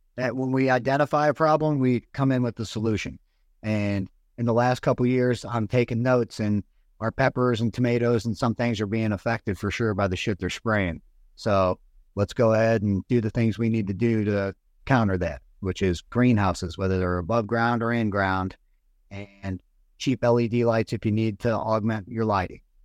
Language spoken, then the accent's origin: English; United States; also born or lived in Virginia; I moved from the Virginia area where I got out of the Marines back home to the Illinois and Missouri area 'cause I had family on both sides in Missouri and Illinois